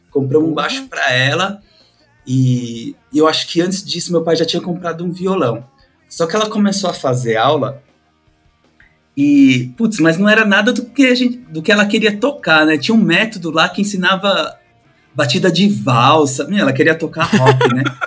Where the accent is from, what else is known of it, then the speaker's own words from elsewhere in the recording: São Paulo, Brazil; Sou de São Paulo, tenho 40 anos